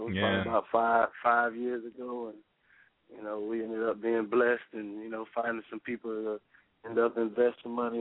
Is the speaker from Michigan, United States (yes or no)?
no; Lake County, Central Florida, United States; we're from Central Florida area, man, Lake County, South Lake County, 352.